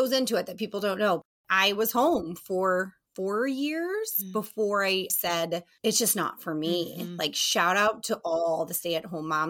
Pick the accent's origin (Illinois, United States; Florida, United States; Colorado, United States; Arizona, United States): Colorado, United States; Colorado Springs; moved away as an adult; also born or lived in East Coast; now in Barrington, United States; I grew up born on the East Coast, but I'm raised in Colorado Springs, Colorado